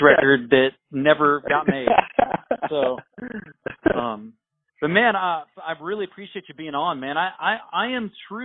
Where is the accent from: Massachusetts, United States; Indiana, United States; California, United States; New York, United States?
Indiana, United States; I grew up in Indiana